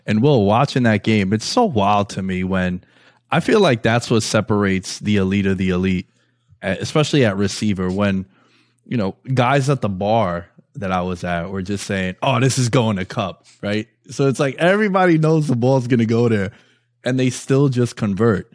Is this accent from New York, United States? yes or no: yes; New York City, New York, United States; Growing up in New York City, we don't really have a a D one school that everyone really cares about.